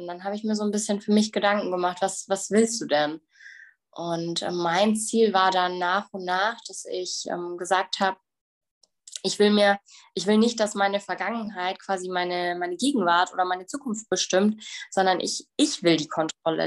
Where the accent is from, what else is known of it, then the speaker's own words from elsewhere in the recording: Bavaria, Germany; ich komme aus Bayern.